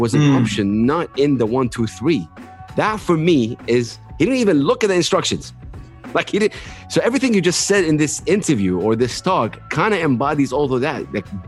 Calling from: Saudi Arabia; moved away; I moved from Saudi to the UAE, where I'm calling you from now

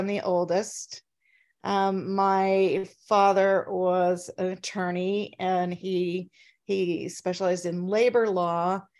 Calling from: Minnesota, United States; Well, I'm in Minnesota. I'm in a small town that's about an hour and 15 minutes southwest of Minneapolis.

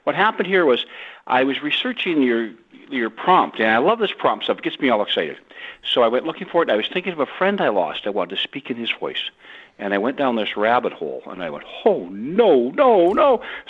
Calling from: Gabriola Island, British Columbia, Canada; I'm calling from Gabriel Island, British Columbia, just north of the San Juan Islands.

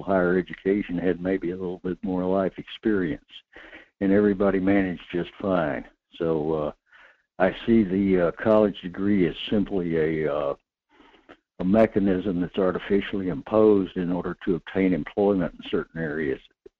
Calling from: North Pole, Alaska, United States; in North Pole.

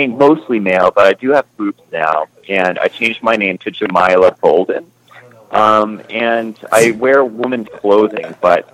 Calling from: Detroit, Michigan, United States; I'm calling from Detroit today

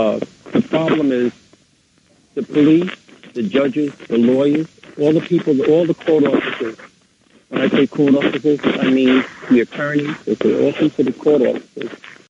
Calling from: Mount Vernon, New York, United States; I'm calling from Mount Vernon.

